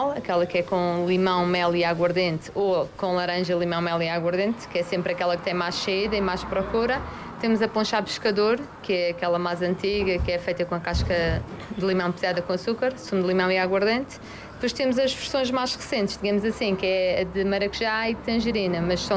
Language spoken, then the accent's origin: Portuguese; Porto, Norte, Portugal; conheci este casal aqui na Madeira. Eu venho do Porto.